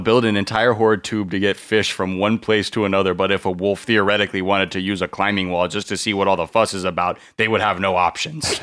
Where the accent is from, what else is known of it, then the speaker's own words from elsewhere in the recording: California, United States; Growing up in California